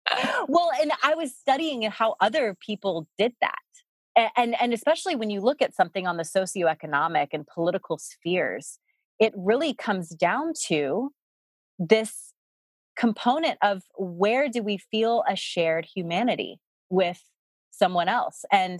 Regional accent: the South, United States; I mean, I grew up in the South and I think I had been out of the country once, but it wasn't even really out of the country because it was Puerto Rico.

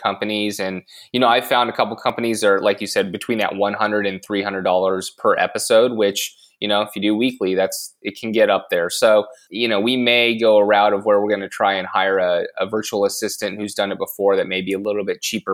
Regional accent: Long Beach, California, United States; my favorite thing about growing up in Long Beach is weather

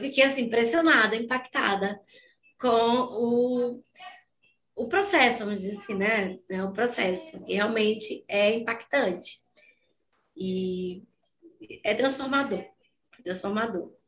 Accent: Aracaju, Sergipe, Brazil; Eu sou de Aracaju, de Sergipe

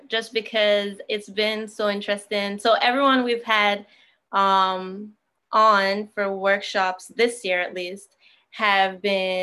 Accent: Jamaica; being a Jamaican

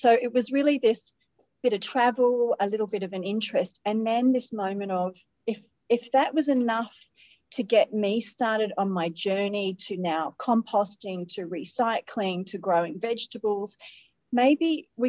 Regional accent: Australia; accent: Australian; now in Middle East; I'm an Australian living in the Middle East. I've had lots and lots of years out of my home country, which could explain maybe not a really strong Aussie accent.

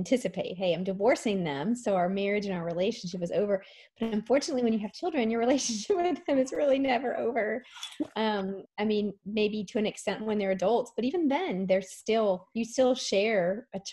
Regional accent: Dallas, Texas, United States; I grew up in the Dallas area

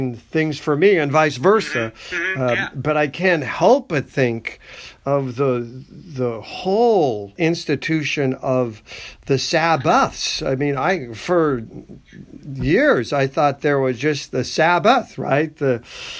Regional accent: United States; I'm an American.

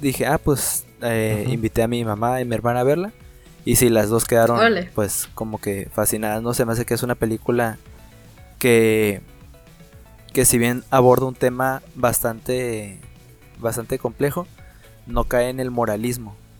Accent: Mexico; como mexicanos nosotros

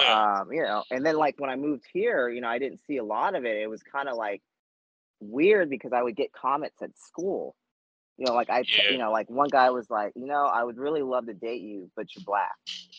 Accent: Germany; growing up in Germany, I did see a lot of, there were some interracial marriages both ways

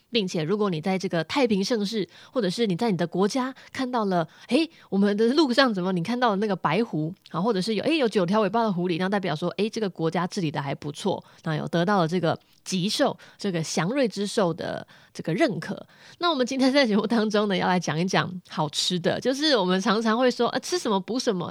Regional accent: Chiayi, Taiwan; 我甲乙人

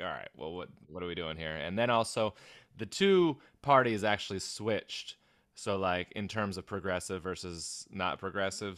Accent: Everett, Washington, United States; the historic Everett Theater in my hometown

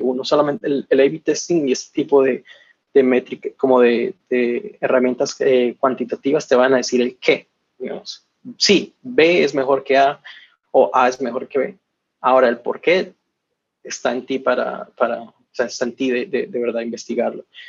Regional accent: Colombia; moved away as an adult; also born or lived in Barcelona; yo soy originalmente de Colombia

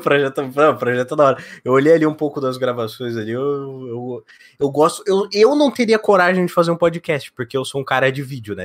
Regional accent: Curitiba, Paraná, Brazil; now in Rio Grande do Sul, Brazil; Eu sou nascido de Curitiba e moro no Rio Grande do Sul.

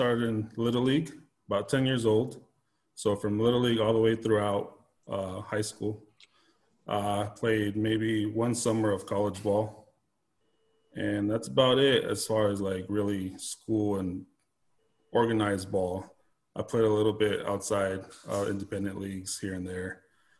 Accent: Anaheim, California, United States; I'm right around the corner from them. I was born in Anaheim, California. So been in here my whole life.

